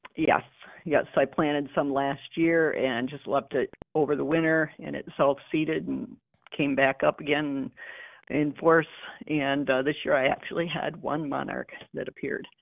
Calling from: Ubly, Michigan, United States; I'm calling from Ugly Michigan

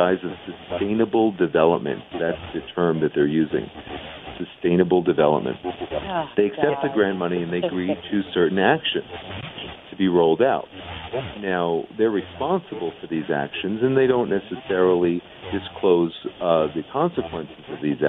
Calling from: New Mexico, United States; I'm coming from New Mexico, northern New Mexico, house.

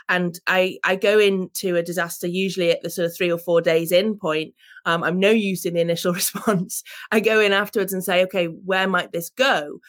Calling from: England, United Kingdom; Well, I'm calling from England, and we're at a very key transition point

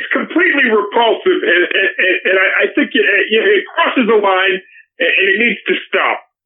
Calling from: Beverly Hills, California, United States; and, uh, and I'm calling from Beverly Hills, California.

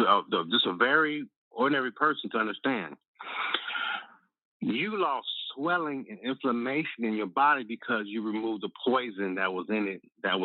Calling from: Chicago, Illinois, United States; Calling from Chicago.

